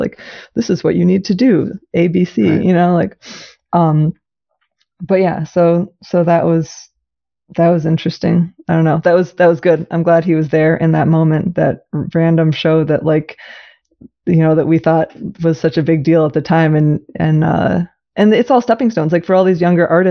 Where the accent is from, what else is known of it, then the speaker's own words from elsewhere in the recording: Ann Arbor, Michigan, United States; I grew up in Ann Arbor. And so I grew up like going to the art fair as a little kid all the time